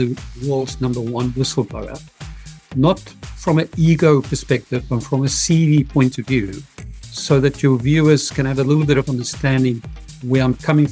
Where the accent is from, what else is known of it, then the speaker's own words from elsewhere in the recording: South Africa; I'm from Africa, South Africa, victorious Africa, the heart of apartheid